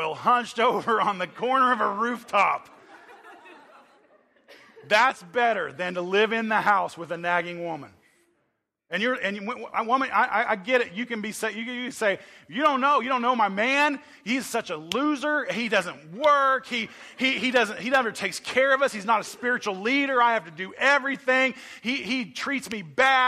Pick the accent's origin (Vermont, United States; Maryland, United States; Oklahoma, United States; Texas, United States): Oklahoma, United States; I'm from Oklahoma